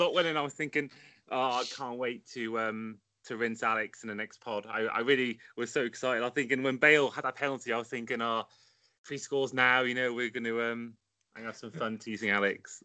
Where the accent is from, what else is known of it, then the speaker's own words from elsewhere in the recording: Welsh, Wales, United Kingdom; the Welshman in this group